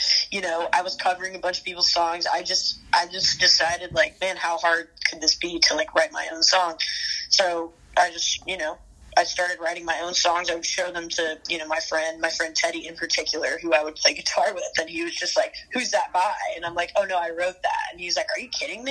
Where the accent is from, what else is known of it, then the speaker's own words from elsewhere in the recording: Atlanta, Georgia, United States; also born or lived in Athens, Georgia / Nashville; I grew up in the Atlanta suburbs